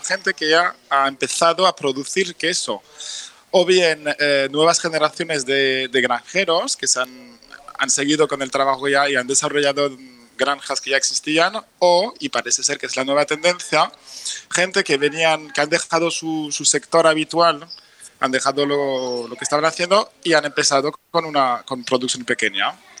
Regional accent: France; Spanish is a second language; moved away as an adult; now in Barcelona, Spain; yo soy francés

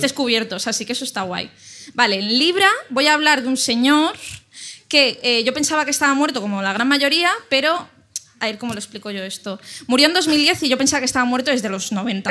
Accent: Ibiza, Balearic Islands, Spain; moved away; el hospital donde yo nací

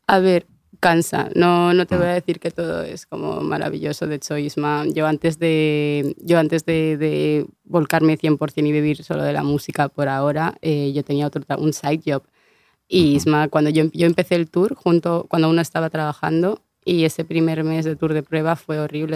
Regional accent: Vigo, Galicia, Spain; also born or lived in Canary Islands; yo soy medio gallega, pues me crié en, tú sabes, Vigo

